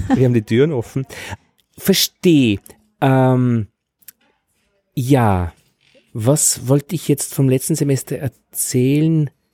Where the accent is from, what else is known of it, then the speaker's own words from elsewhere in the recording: Altheim, Upper Austria, Austria; now in Vienna, Austria; am Land bei uns in Altheim in Oberösterreich